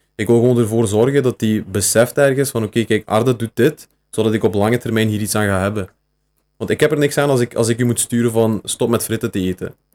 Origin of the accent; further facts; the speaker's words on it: Beringen, Flanders, Belgium; now in Bilzen, Belgium; ik woon nu in Bilzen. Maar ik ben afkomstig van Beringen.